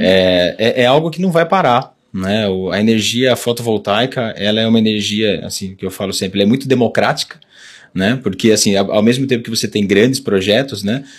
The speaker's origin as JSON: {"language": "Portuguese", "town": "Jundiaí", "region": "São Paulo", "country": "Brazil", "tie": "born or raised there", "moved": "as an adult", "said": "eu sou nascido aqui na região, né? Nasci em Jundiaí"}